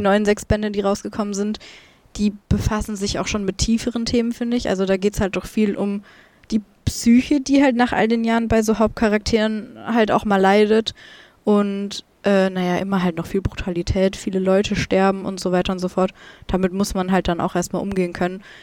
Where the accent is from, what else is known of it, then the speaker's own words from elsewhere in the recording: Germany; ich komme aus Deutschland